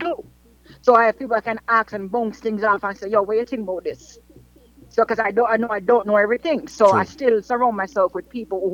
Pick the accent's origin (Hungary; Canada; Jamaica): Jamaica; growing up in Jamaica, I was born and raised in Almonton, right? So I'm from the hood